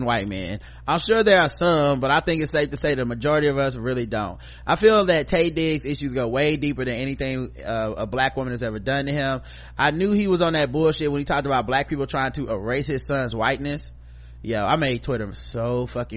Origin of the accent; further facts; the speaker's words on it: United States; as American black people